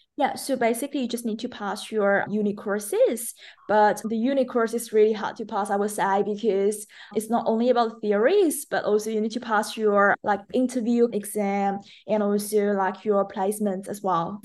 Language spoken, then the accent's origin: English; China; English is a second language; moved away as an adult; also born or lived in Melbourne, Australia; now in Australia; I'm originally from China, and I moved to Australia as an international student back to twenty seventeen